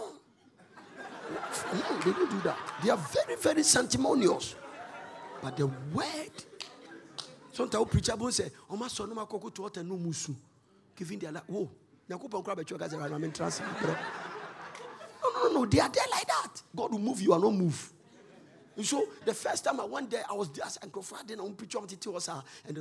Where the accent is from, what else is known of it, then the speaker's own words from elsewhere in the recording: Ghana; I said, "Ghana."